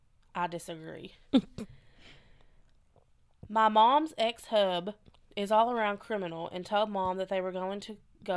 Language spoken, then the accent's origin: English; Chicago, Illinois, United States; So, I'm from the Chicago area, and my family grew up in the city.